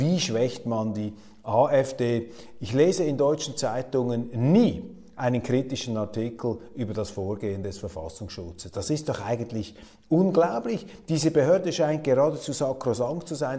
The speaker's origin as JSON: {"language": "German", "country": "Switzerland", "said": "als Schweizer"}